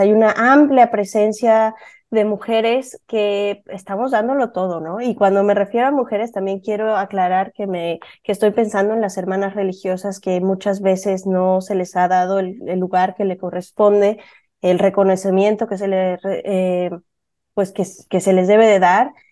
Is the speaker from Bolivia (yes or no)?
no; Puebla, Mexico; now in San Francisco, United States; yo soy mexicana, igual que Alejandra, nada más que yo vengo de Puebla